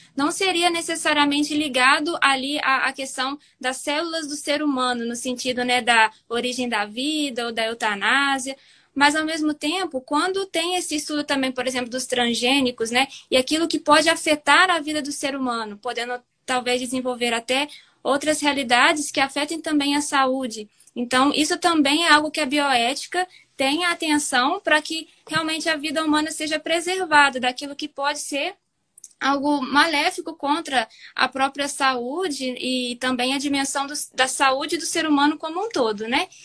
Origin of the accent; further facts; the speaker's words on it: Juiz de Fora, Minas Gerais, Brazil; eu sou de Juiz de Fora